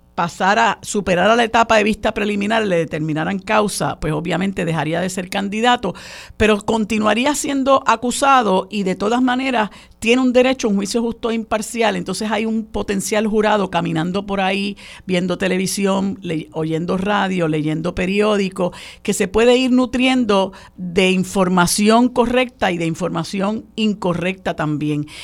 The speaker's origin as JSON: {"language": "Spanish", "country": "Puerto Rico", "said": "nuestra identidad como puertorriqueños y puertorriqueñas"}